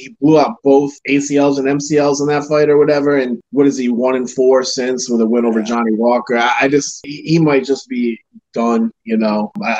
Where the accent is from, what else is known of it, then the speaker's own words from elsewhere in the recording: Ireland; I mean, I'm an Irish kid, so I can say that you're talking about cultures that like to drink, that like to party.